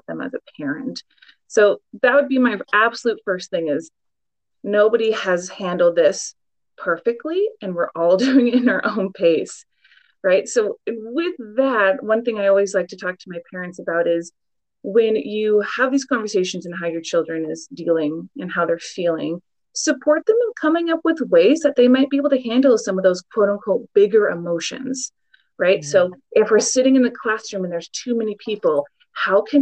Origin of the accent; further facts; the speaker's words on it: Portland, Oregon, United States; I born and raised in Portland, Oregon